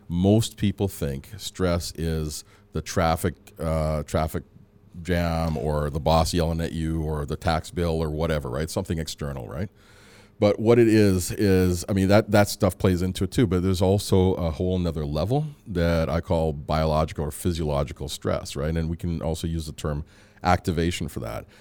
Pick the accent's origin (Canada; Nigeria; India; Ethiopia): Canada; Edmonton, Alberta; also born or lived in Antigua / Calgary / Michigan / Chicago; I came here when I was about three or four, and so I grew up in Edmonton